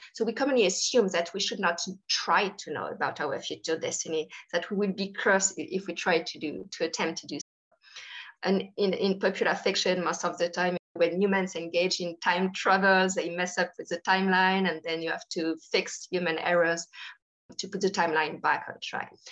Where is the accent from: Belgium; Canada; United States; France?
France; Paris suburbs, Île-de-France; I grew up in France, um, actually in the Paris suburbs.